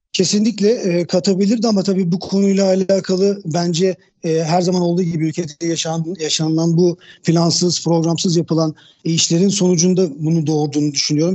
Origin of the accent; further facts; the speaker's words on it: Istanbul, Turkey; 1976 İstanbul doğumluyum.